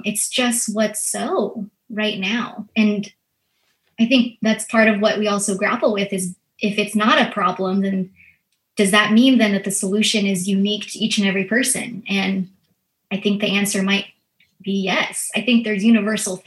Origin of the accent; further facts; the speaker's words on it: United States; first language Filipino; English is a second language; I'm a first generation Filipino American. And so I actually grew up as my first language being Filipino.